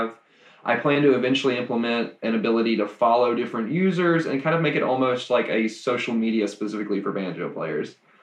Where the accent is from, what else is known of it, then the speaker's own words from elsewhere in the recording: Mississippi, United States; moved away as an adult; now in Nashville, United States; I'm from Mississippi originally, and I moved up kind of during the program